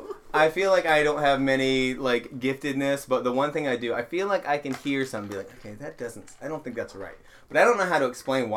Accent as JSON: {"language": "English", "town": "Virginia Beach", "region": "Virginia", "country": "United States", "moved": "yes", "lives_now": "Cincinnati, United States", "said": "where I'm from the South, but like, not that kind of South."}